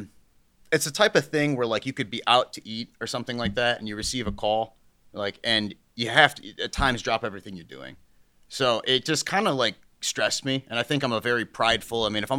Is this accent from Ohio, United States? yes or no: yes; Aurora, Ohio, United States; also born or lived in Hartville, United States; I grew up in Aurora, Ohio, and I moved to Hartville. It was like, you know, south of Cleveland, Ohio, northeast Ohio, right?